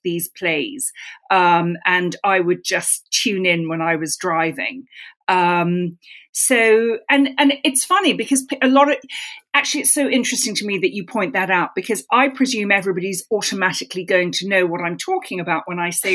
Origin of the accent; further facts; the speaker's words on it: London, United Kingdom; moved away; I grew up in London London is like a series of villages all knitted together. So my village was Hampstead